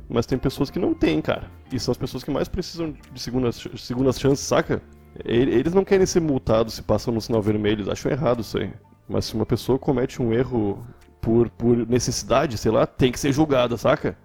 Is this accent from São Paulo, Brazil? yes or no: no; Porto Alegre, Rio Grande do Sul, Brazil; also born or lived in Cachoeirinha; Eu sou de Porto Alegre, nascido e morando atualmente.